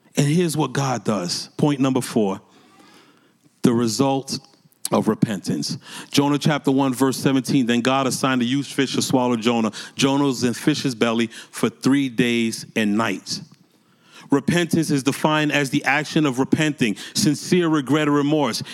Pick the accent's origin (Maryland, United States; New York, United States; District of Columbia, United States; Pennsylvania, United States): New York, United States; New York City; moved away as an adult; also born or lived in Massachusetts; I'm born and raised in New York City